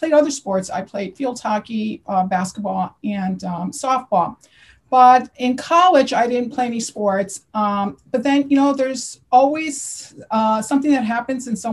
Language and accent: English; Connecticut, United States; now in New Jersey, United States; I live in New Jersey, and I'm originally from Connecticut